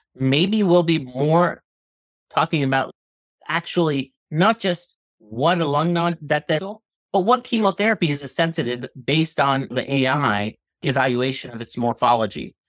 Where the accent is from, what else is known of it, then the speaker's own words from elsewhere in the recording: New Jersey, United States; moved away as an adult; also born or lived in Boston / Philadelphia / Chicago; now in Pittsburgh, United States; I'm originally from New Jersey. Grew up there, Northeast